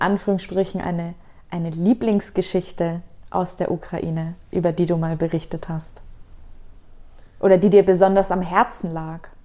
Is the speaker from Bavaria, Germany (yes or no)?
yes; Nuremberg, Bavaria, Germany; ich komme aus Nürnberg